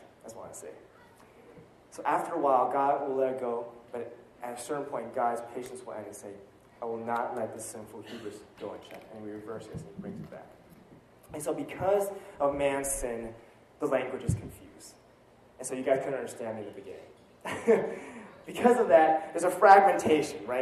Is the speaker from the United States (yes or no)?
yes; United States; as American myself